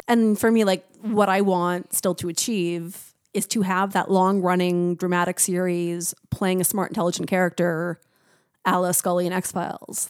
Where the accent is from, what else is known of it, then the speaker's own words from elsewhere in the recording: Niagara, Ontario, Canada; moved away; I grew up in Niagara